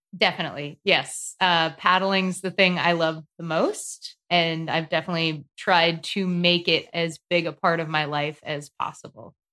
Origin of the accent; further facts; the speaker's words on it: North Carolina, United States; also born or lived in Santa Barbara, California; I'm from North Carolina. It is nice and warm here